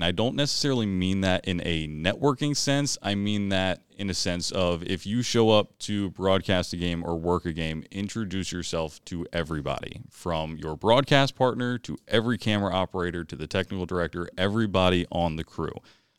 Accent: Maryland, United States; I'm from Howard County, so you know it would have been

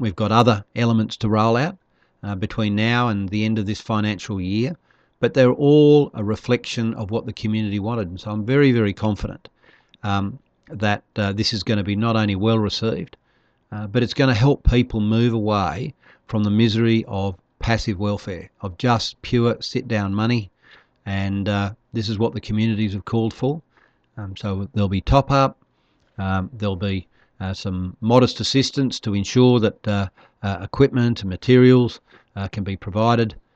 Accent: Darwin, Northern Territory, Australia; also born or lived in Broome; I'm from Darwin. I live in the, the tropics

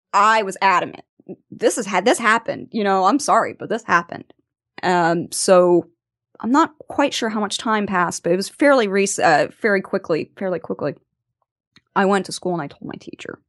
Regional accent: Venice, Florida, United States; I am from Venice, Florida

